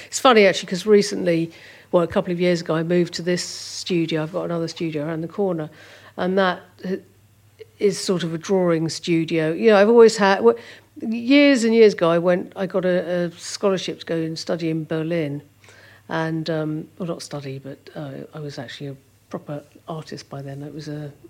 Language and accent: English; Doddinghurst, East of England, United Kingdom; also born or lived in Ilford, London; We moved to Essex. It's further out into Essex, into a place called Doddinghurst.